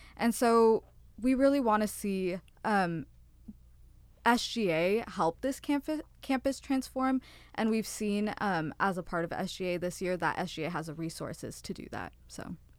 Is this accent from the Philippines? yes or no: no; Fremont, California, United States; moved away; I am from NorCal. I'm an hour out from San Francisco, is what I say. Fremont